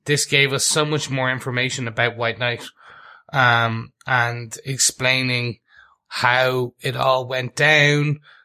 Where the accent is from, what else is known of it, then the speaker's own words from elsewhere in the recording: Ireland; being Irish